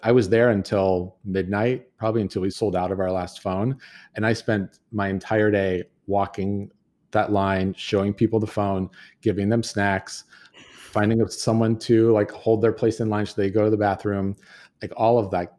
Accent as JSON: {"language": "English", "country": "United States", "tie": "born or raised there", "said": "my grandfather and growing up in Tahoe"}